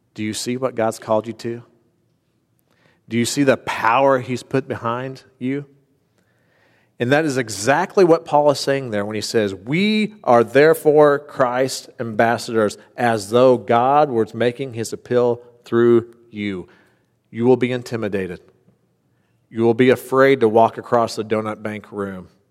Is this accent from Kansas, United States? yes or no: no; Boonville, Indiana, United States; moved away as an adult; also born or lived in Knoxville, Tennessee; I grew up in Boonville